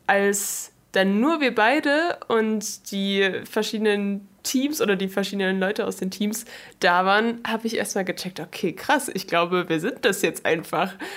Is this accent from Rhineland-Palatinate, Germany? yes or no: no; Chemnitz, Saxony, Germany; also born or lived in London; Ich komme eigentlich aus London, lebe aber schon, seit ich denken kann, in Chemnitz